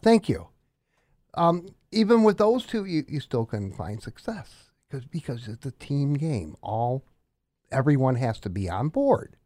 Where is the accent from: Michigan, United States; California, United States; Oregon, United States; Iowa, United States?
Iowa, United States; Des Moines; moved away; I was born in Des Moines